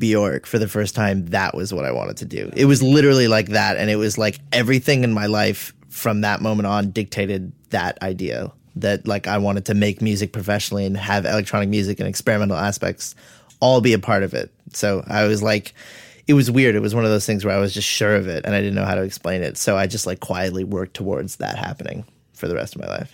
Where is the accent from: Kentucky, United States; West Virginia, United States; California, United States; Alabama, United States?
California, United States; Los Angeles; also born or lived in Winnetka, Los Angeles / Chatsworth, Los Angeles; I am from San Fernando Valley, so I grew up in, like, Woodland Hills and then moved to Winnetka during high school